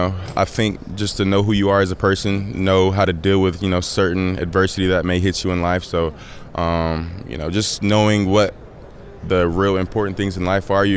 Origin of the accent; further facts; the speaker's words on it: Atlanta, Georgia, United States; So I'm from Atlanta, so my dad has season tickets